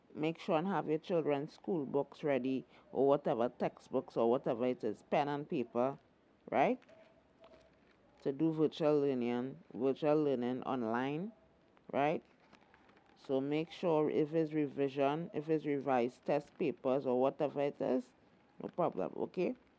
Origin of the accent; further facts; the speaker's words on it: Trinidad & Tobago; Queen Elizabeth did come to our shores